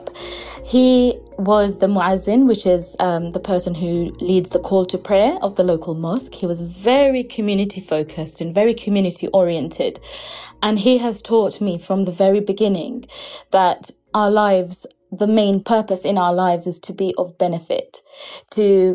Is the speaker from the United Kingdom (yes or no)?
yes; United Kingdom; we're British Bangladeshis and we're being brought up where we're not quite Bangladeshi because we don't fit in Bangladesh, and we're not quite British